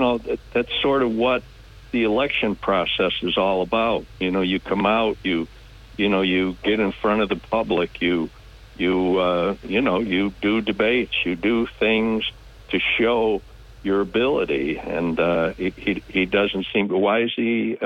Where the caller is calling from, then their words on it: Union, New York, United States; I'm calling from the town of Union.